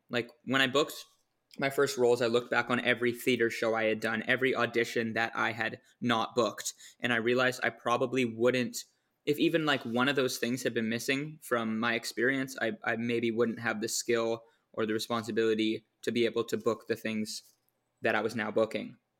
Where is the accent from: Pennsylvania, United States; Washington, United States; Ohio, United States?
Washington, United States; near Seattle; now in Victoria, Canada; I was actually born in Washington, near Seattle.